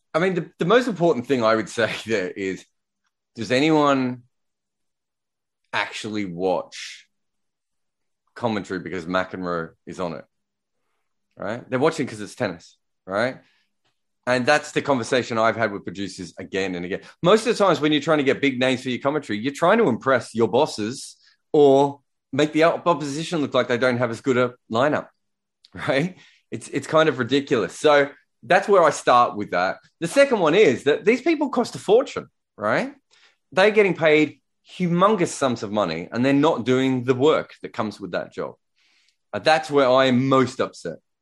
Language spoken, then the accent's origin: English; Australia; I'm Australian, so, uh, you know, English is my second language too.